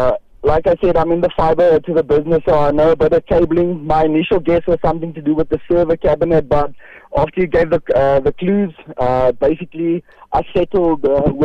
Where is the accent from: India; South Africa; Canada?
South Africa; Johannesburg, Gauteng; I'm from Joburg, Riddipwood side.